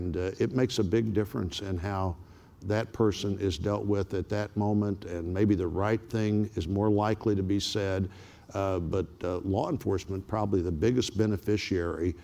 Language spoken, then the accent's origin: English; Springfield, Missouri, United States; my hometown, Springfield, Missouri